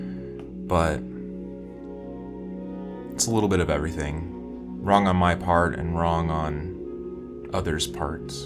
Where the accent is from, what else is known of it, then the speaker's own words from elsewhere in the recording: West Kentucky, United States; I grew up in Kentucky, in West Kentucky